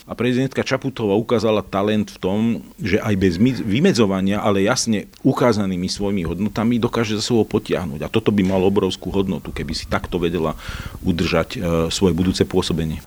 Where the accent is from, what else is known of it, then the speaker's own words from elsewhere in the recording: Slovakia; som Slovák